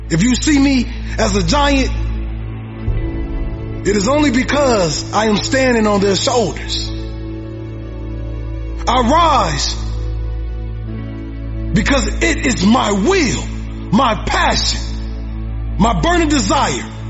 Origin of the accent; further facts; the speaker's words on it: Detroit, Michigan, United States; I'm from Detroit, homeless.